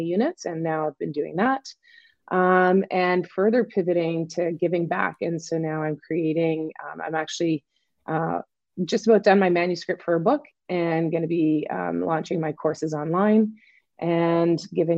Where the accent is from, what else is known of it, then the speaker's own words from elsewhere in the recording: Eastern Canada, across the border from Maine, New Brunswick, Canada; I am Canadian. I grew up in Eastern Canada, which is for those of you that are in the States, I just live across the border. I just grew up across the border of Maine.